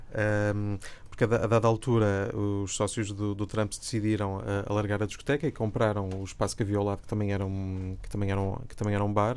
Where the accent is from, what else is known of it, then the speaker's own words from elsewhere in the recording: Braga, Norte, Portugal; eu sou, sou de Braga